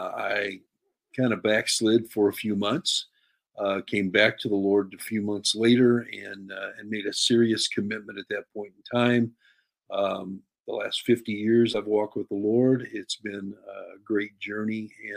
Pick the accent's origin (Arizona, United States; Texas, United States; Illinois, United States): Illinois, United States; Pekin; My parents started attending the Assembly of God Church in my hometown of Pekin when I was just about 4 months old